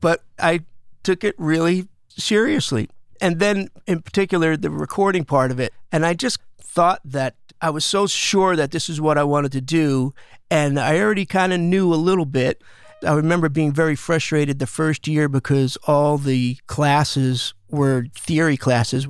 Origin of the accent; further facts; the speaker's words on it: Smithtown, New York, United States; also born or lived in Bay Ridge, Brooklyn, New York; We moved out to a spot called Smithtown, which is right in the middle of Long Island.